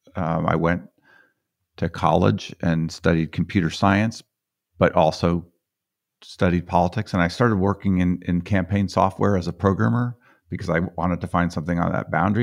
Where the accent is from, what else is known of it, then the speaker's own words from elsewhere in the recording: Boulder, Colorado, United States; I'm from Colorado.